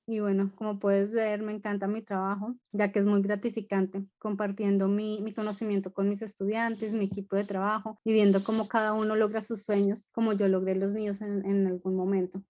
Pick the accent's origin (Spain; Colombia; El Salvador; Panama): Colombia; moved away as an adult; now in London, United Kingdom; Nací en Colombia, eh, viví en Colombia hasta los 24 años